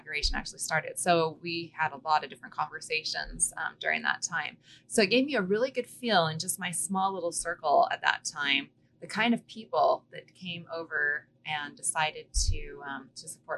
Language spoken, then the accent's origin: English; Boise, Idaho, United States; also born or lived in Canyon County, Idaho; I grew up in Boise.